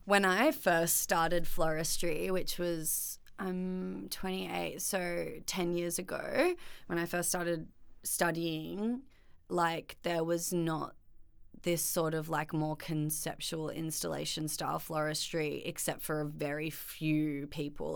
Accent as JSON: {"language": "English", "town": "Byron Bay", "region": "New South Wales", "country": "Australia", "tie": "born or raised there", "moved": "yes", "lives_now": "Melbourne, Australia", "said": "growing up in Byron definitely was, like, an incredible experience"}